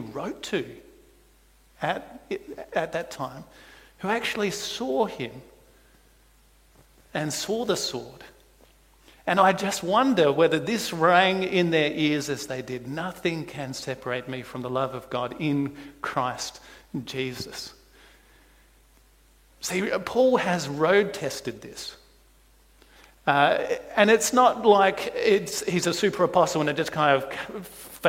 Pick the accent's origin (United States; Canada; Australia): Australia; South Australia; moved away; I come from South Australia.